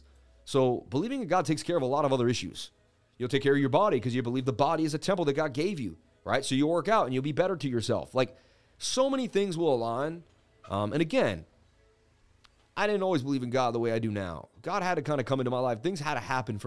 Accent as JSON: {"language": "English", "town": "Boston", "region": "Massachusetts", "country": "United States", "tie": "born or raised there", "said": "I was born in Boston"}